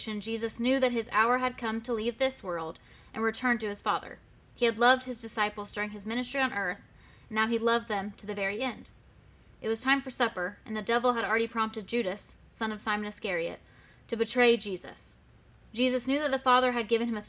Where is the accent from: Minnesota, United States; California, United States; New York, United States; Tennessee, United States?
Tennessee, United States; Murfreesboro; moved away as an adult; also born or lived in Knoxville, Tennessee; now in Blount County, United States; I grew up in Murfreesboro, Tennessee, went to Knoxville for school, and then decided to stick around